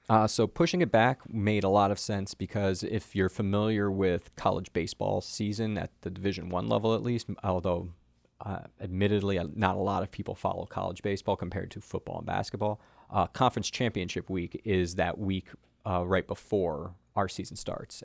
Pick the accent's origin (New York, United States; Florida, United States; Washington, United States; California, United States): Florida, United States; South; now in Maryland, United States; I grew up in South Florida